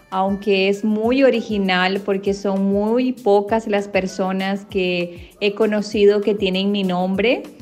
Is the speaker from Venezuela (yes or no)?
yes; Venezuela; now in Brazil; Soy venezolana y actualmente vivo en Brasil.